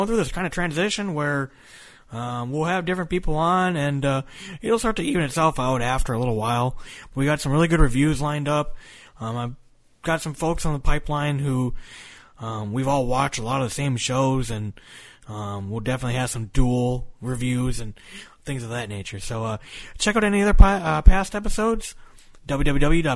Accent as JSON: {"language": "English", "region": "Minnesota", "country": "United States", "tie": "born or raised there", "moved": "yes", "said": "I grew up in Minnesota, so we have winter and all that bullshit up there, and snow like crazy. And I moved south."}